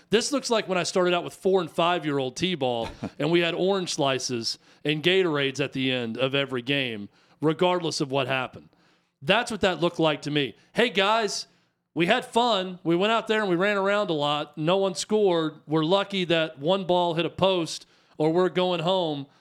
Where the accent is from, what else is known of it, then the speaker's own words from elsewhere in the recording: United States; I'm American